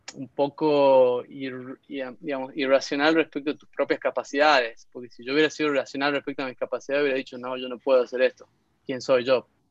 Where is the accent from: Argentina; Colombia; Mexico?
Argentina; Concepción, Tucumán; moved away as an adult; also born or lived in Barcelona; now in San Francisco, United States; En realidad nací en San Miguel de Tucumán, pero me crié en Concepción